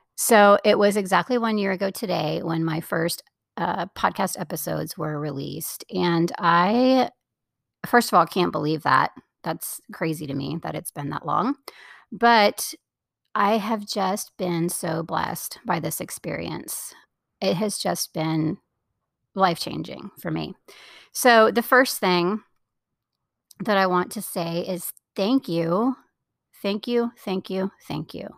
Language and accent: English; Florida, United States; moved away; I grew up in Florida